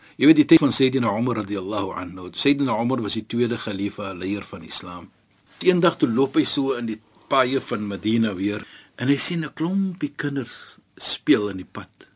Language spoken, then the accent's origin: Afrikaans; South Africa